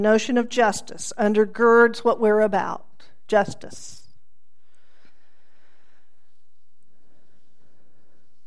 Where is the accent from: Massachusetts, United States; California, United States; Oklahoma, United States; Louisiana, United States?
Oklahoma, United States; Tulsa; I was raised here in Tulsa by a family not actively attuned to the breadth of injustice in the world.